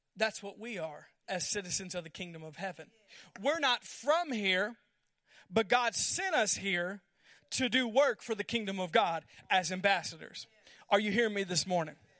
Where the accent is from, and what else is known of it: United States